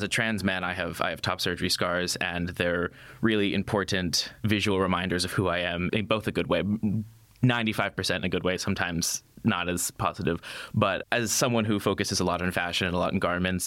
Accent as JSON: {"language": "English", "country": "United States", "moved": "yes", "said": "come from where I came from"}